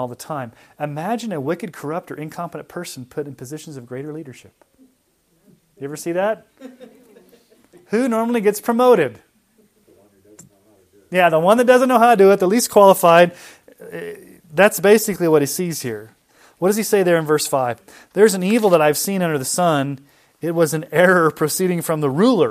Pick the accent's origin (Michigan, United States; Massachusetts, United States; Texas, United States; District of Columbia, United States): Texas, United States; I was from Texas